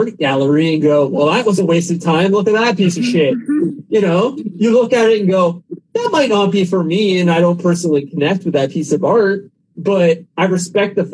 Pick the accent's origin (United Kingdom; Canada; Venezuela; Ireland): Canada; I'm from Canada